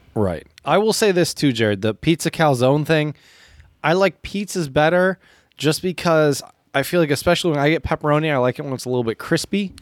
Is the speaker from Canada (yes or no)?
no; United States; as an American